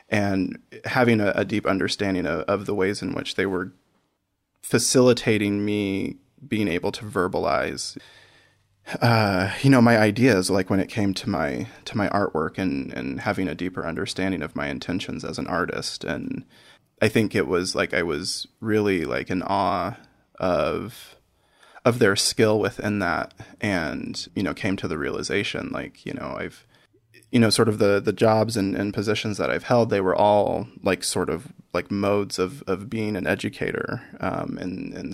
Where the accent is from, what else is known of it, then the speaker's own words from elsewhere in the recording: Iowa, United States; I grew up in Iowa.